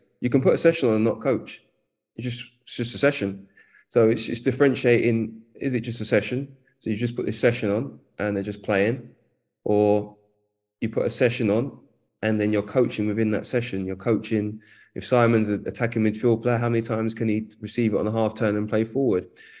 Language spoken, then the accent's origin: English; London, United Kingdom; also born or lived in Hackney, East London; I grew up in Edmonton, North London.